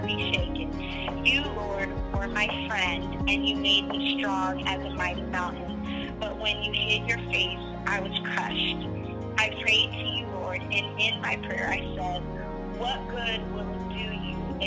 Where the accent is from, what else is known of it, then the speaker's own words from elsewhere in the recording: Junction City, Kansas, United States; moved away as an adult; now in Boquete, Panama; from Junction City, Kansas, born and raised